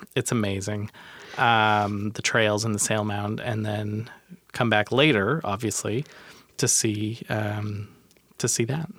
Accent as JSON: {"language": "English", "town": "Tacoma", "region": "Washington", "country": "United States", "said": "I'm from Tacoma"}